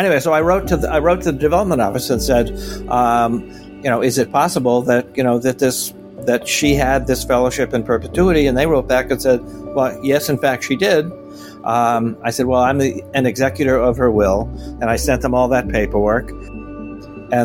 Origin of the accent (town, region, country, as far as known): Riverside, Connecticut, United States; born or raised there